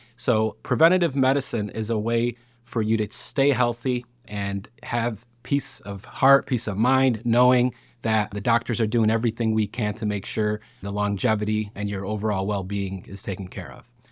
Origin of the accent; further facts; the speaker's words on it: Lockport, Illinois, United States; I'm actually from Lockport, Illinois